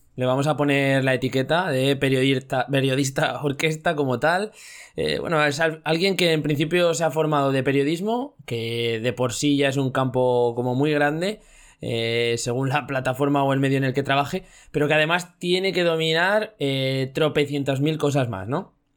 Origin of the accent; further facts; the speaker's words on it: Zaragoza, Aragon, Spain; somos de Zaragoza